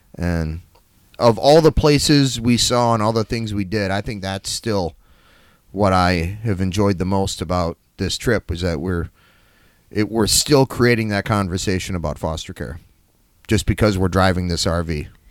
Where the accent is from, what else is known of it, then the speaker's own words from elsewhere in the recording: La Crosse, Wisconsin, United States; moved away; also born or lived in Saint Louis / Charlotte; I'm from La Crosse, Wisconsin